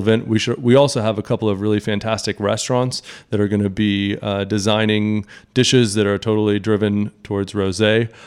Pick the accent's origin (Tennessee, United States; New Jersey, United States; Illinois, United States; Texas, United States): Texas, United States; as a Texan